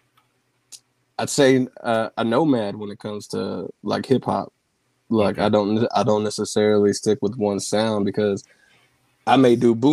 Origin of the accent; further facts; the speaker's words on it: West Texas, United States; moved away as an adult; also born or lived in Boston / Seattle / Kentucky / Louisiana; I grew up here in West Texas